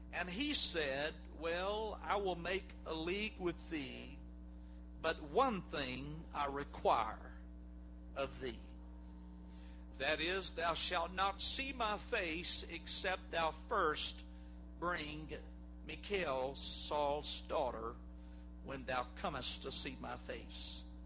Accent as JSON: {"language": "English", "region": "South Georgia", "country": "United States", "said": "we're from South Georgia"}